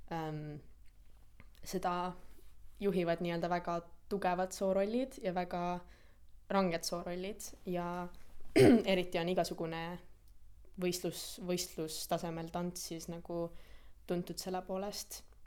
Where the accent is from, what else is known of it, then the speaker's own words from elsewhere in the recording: Tartu, Tartu County, Estonia; moved away as an adult; also born or lived in Tallinn; now in London, United Kingdom; ma pean oma kodulinnaks Tartut, kuigi see ei ole küll koht, kus ma sündisin, et ma sündisin tegelikult Tallinnas